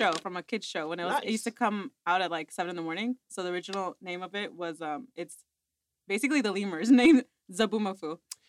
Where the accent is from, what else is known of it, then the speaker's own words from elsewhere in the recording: Long Beach, California, United States; Born and raised in Long Beach.